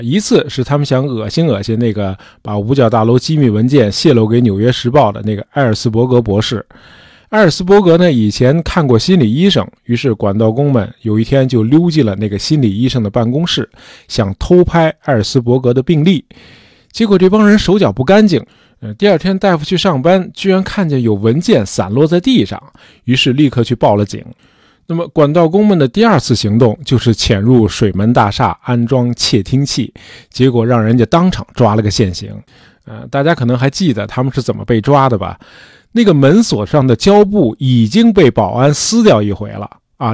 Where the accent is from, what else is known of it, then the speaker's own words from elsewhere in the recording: China; 尼克松应该是我们中国人最熟悉的外国政要了啊